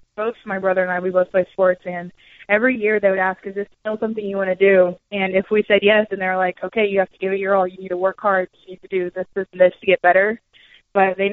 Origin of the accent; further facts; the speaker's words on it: Jefferson City, Missouri, United States; also born or lived in St. Charles, Missouri; I'm from St. Charles, Missouri, which is like a suburb of St. Louis, but I grew up in Jefferson City